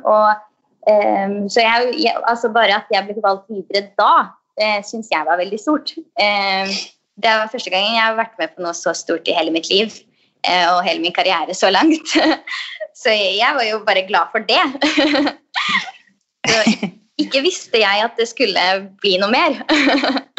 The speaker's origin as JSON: {"language": "Norwegian", "region": "Østfold", "country": "Norway", "said": "Jeg er jo fra Østfold"}